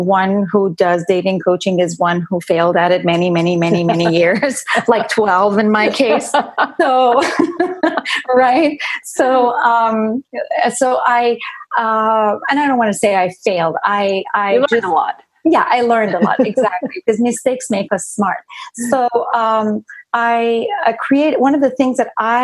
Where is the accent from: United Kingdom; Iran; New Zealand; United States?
Iran; moved away; I didn't grow up here. I grew up in Iran